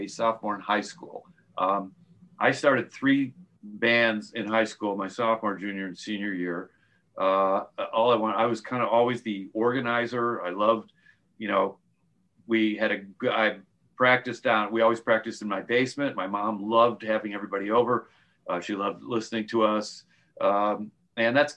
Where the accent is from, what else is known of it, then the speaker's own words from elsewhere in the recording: suburb of Chicago, Illinois, United States; moved away as an adult; also born or lived in Syracuse, New York; now in California, United States; my dad got transferred to Chicago, so we lived in a suburb of Chicago.